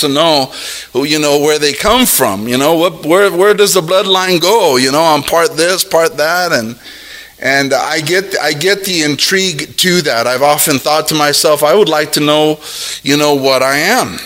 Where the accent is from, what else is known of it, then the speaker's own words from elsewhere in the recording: Los Angeles, California, United States; I was born in Los Angeles